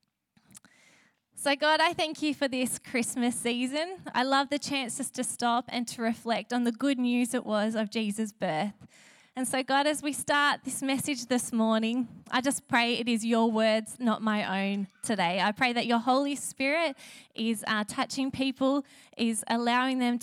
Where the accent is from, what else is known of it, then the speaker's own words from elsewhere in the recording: Sutherland Shire, New South Wales, Australia; now in Wollongong, Australia; I come from the Southern Shire